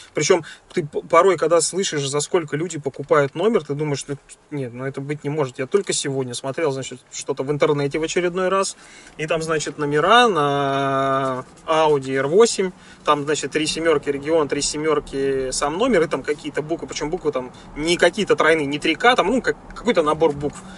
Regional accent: Volgograd, Volgograd Oblast, Russia; moved away; я из Волгограда

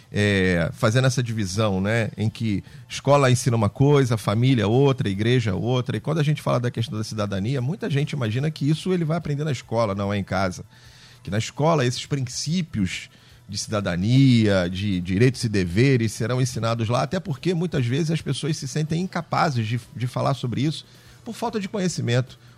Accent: Rio de Janeiro, Brazil; Uh, nós somos aqui do Rio de Janeiro, cariocas, e andamos aí para fora

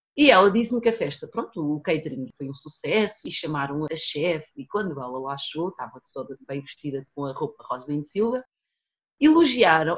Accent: Portugal; also born or lived in São Tomé and Príncipe; nasci em Santo Tomé e Príncipe, uhum. vim para Portugal muito pequenina com os meus pais, eu tinha 4 anos

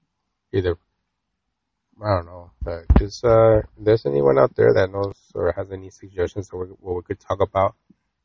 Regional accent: United States; growing up in America

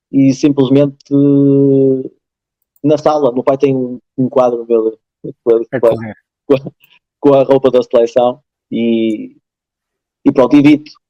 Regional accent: Portugal; moved away as an adult; eu nasci em Portugal e vim para aqui depois com 4

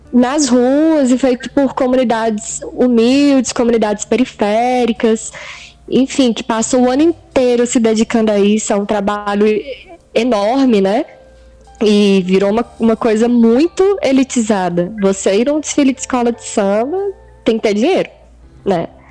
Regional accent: Minas Gerais, Brazil; moved away; Eu via isso quando era criança lá em Minas

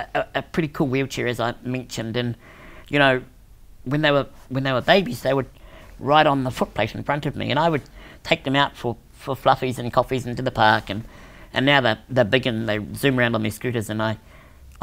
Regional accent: New Zealand; I was born in New Zealand.

